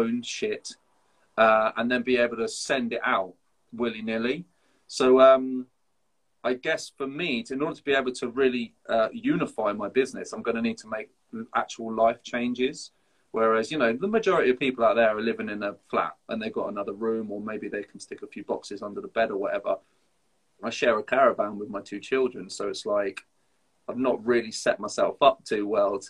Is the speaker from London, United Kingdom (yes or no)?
no; Folkestone, South East England, United Kingdom; moved away; I grew up in Folkestone